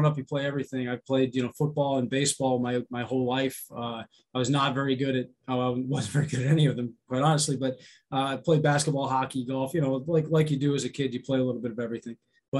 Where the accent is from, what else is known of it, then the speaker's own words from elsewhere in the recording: Pennsylvania, United States; also born or lived in California / Georgia / Ohio; California, Georgia, Ohio. I was born outside of Cleveland and a lot of Pennsylvania, though, growing up.